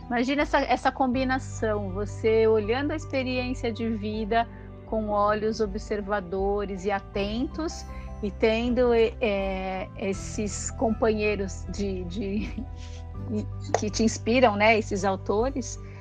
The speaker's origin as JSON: {"language": "Portuguese", "region": "São Paulo", "country": "Brazil", "tie": "born or raised there", "said": "eu sou de São Paulo, né, nasci e cresci ali no bairro do Brás"}